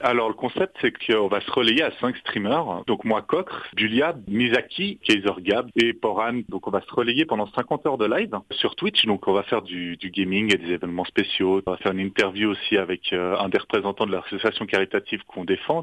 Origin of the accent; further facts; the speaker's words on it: French-speaking Switzerland, Romandy, Switzerland; on est suisse romand